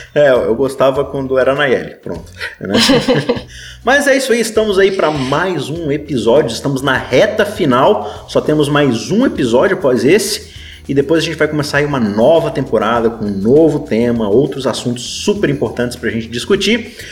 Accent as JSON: {"language": "Portuguese", "country": "Brazil", "said": "a gente, como bom brasileiro"}